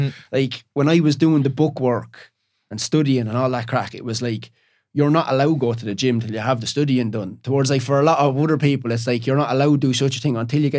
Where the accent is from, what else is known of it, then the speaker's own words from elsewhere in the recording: Ireland; Like I was a plasterer from Ireland, but I was reading a book about Monk.